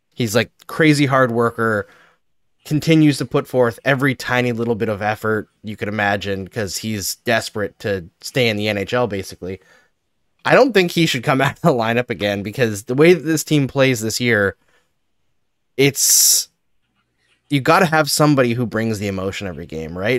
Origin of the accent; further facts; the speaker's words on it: Fort McMurray, Alberta, Canada; growing up in Alberta, we moved there when I was eleven, all the schools were overcrowded in Fort McMurray